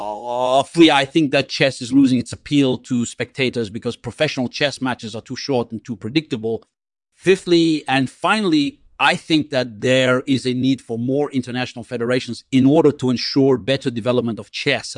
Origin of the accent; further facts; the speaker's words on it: Baku, Azerbaijan; born there; I was born on December 26th, 1963 in Baku, Azerbaijan, which is now part of the Republic of Azerbaijan.